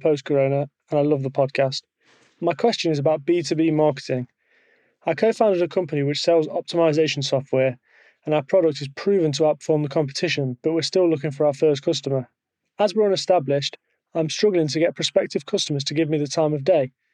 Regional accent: Nottingham, East Midlands, United Kingdom; I'm from Nottingham in England.

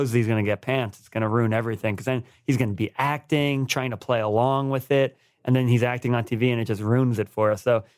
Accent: New York, United States; we're from New York. We mispronounce things sometimes.

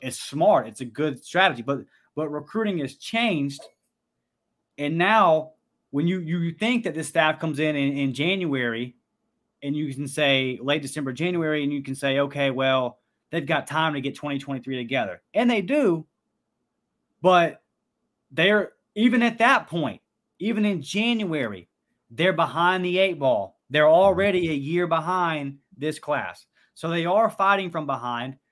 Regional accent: Pensacola, Florida, United States; my hometown of Pensacola

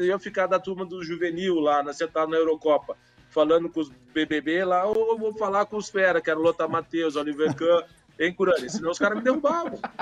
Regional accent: Curitiba, Paraná, Brazil; Eu me criei aqui no Brasil, eu sou de Curitiba

